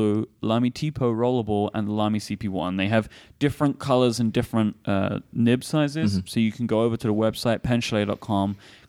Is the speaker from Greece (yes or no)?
no; London, United Kingdom; like, I kept getting a lot of, like, where are you from, boy? And I'm like, London.